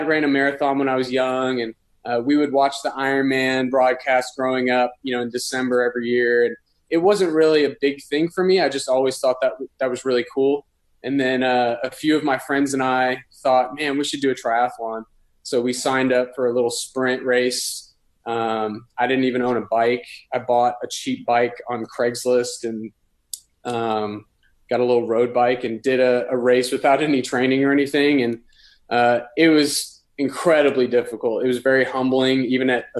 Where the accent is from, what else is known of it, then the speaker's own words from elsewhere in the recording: Los Angeles, California, United States; moved away as an adult; also born or lived in Texas; now in Dallas, United States; I'm originally from Los Angeles and then moved to Texas for university